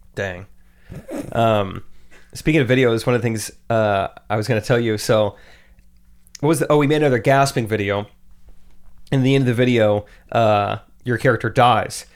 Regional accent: Strafford, Missouri, United States; also born or lived in Springfield, Missouri; I grew up in Stratford

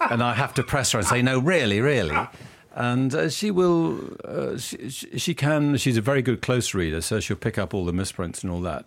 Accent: United Kingdom; being British, and I am a very patriotic Brit

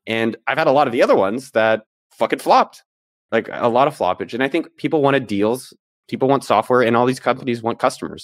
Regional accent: Bay Area, California, United States; moved away as an adult; I was born in the Bay Area, so I was born, like, literally, like, a few blocks from Apple's campus. So my whole my first thirty years of my life was all in, immersed in that world.

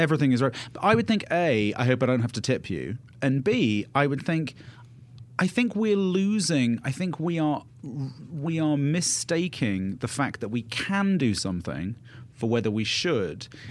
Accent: United Kingdom; now in United States; I'm British. I've lived in America for a long time

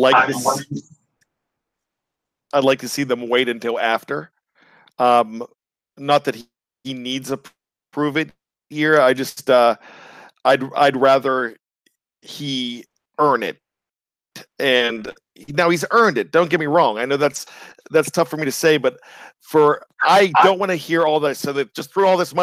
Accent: Johnstown, Pennsylvania, United States; I grew up in Johnstown

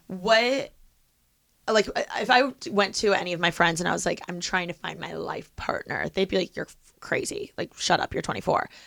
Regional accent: Midwest, United States; moved away; growing up in the Midwest, it's such a big thing to like high five

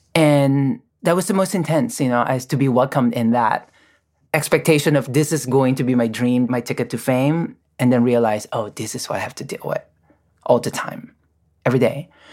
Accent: Philippines; moved away as an adult; now in United States; I'm born and raised in the Philippines

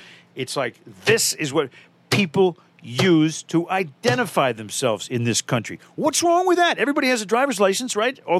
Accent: Dorchester, Massachusetts, United States; I'm from Dorchester. No one gets a heart.

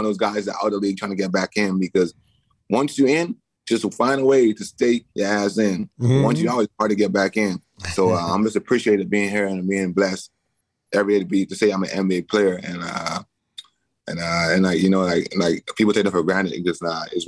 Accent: Bahamas; moved away; I grew up in the Bahamas

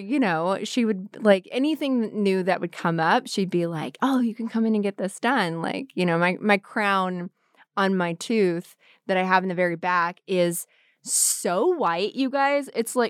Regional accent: the South, United States; So my dad was a Southern Baptist minister, and I grew up in the South, and I grew up around a lot of really strong Southern women

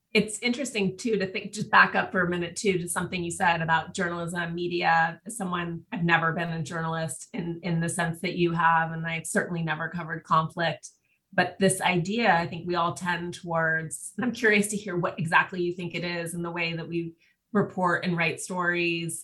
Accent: Montana, United States; now in Los Angeles, United States; I'm from Montana originally, and I go home all the time

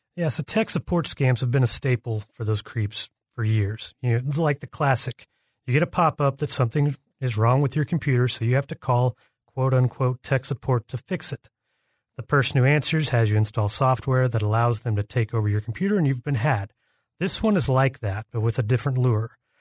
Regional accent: Oklahoma City, Oklahoma, United States; my hometown, Oklahoma City

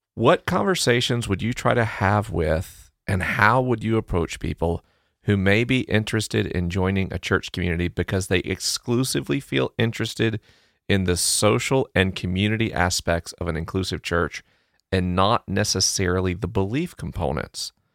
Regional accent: the South, Southern United States, United States; accent: Southern; my Southern accent

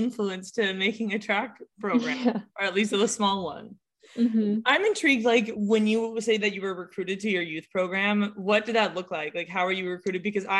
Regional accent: Southern California, United States; I'm from California, so running here, especially like Southern California, is really competitive.

